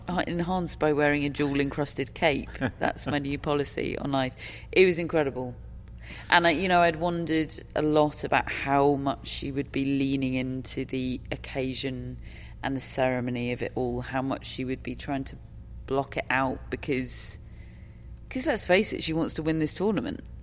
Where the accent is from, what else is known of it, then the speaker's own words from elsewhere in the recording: United Kingdom; I'm I'm British